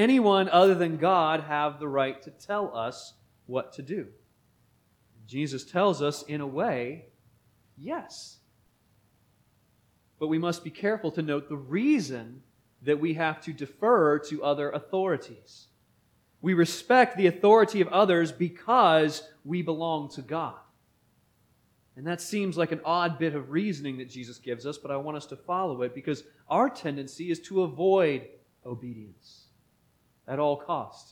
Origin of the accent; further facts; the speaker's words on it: Beaver, Pennsylvania, United States; As a young boy growing up in Beaver, Pennsylvania